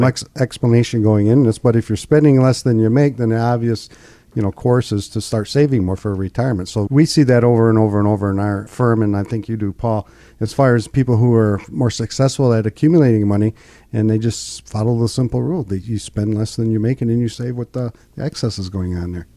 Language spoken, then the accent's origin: English; United States; also born or lived in Linwood; I grew up in Pinkani